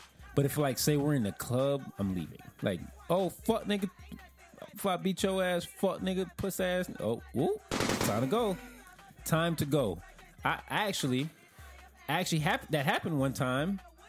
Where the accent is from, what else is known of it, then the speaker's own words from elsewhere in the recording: Florida, United States; I'm from the South. This is true.